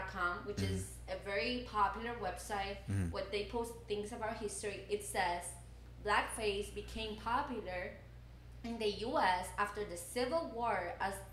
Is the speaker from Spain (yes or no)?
no; Cuba; first language Spanish; English is a second language; moved away as an adult; now in United States; we grew up in Cuba